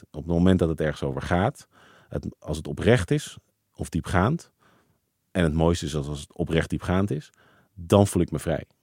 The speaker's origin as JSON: {"language": "Dutch", "town": "Amsterdam", "region": "North Holland", "country": "Netherlands", "said": "ik ben een typische Amsterdammer."}